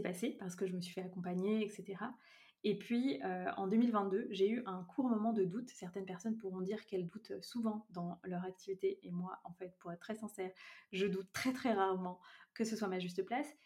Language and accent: French; Brittany, France; je vis actuellement en Bretagne, près de là où j'ai grandi